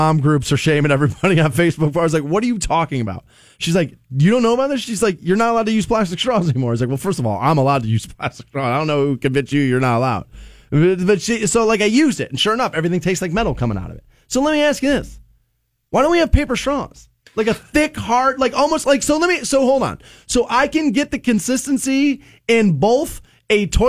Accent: United States; the America I grew up

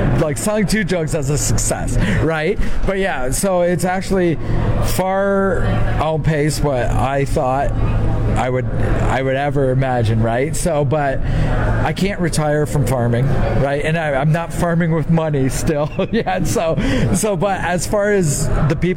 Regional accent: Southern Ontario, Canada

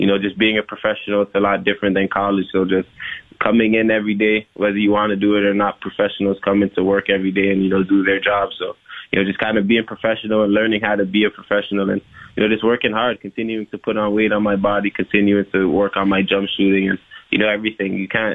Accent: Toronto, Ontario, Canada; growing up in Rexdale, we got a lot of, you know, tickets to the games to our community center

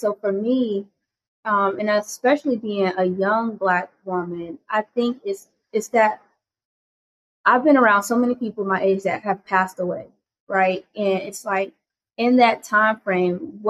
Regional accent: Myrtle Beach, South Carolina, United States; I was born and raised here in Myrtle Beach, South Carolina, along the Grand Strand

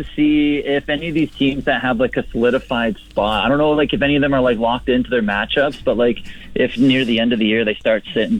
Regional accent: Regina, Saskatchewan, Canada; Okay, so I grew up in Regina.

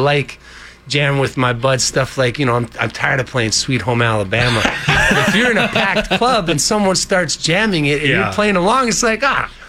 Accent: Alberta, Canada; We are from Alberta

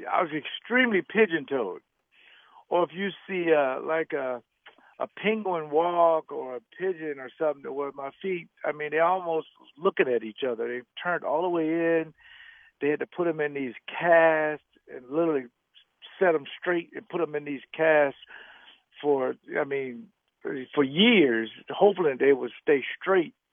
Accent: the South, United States; growing up as a young man, I'm from the South, so that meant we go to church like 200 days a week.

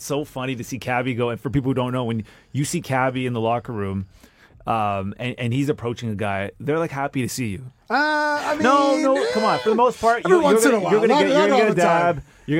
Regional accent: Vancouver, British Columbia, Canada; moved away as an adult; now in Toronto, Canada; I grew up in Vancouver.

